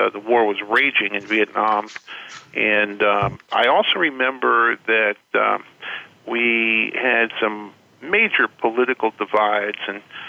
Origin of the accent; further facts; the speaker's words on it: New York City, New York, United States; I was born and raised in New York City, and my coming of age was in the 60s